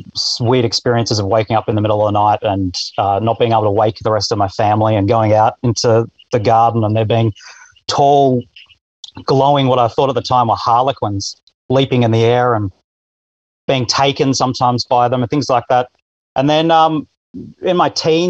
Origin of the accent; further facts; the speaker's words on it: Australia; I'm Australian, 42 years old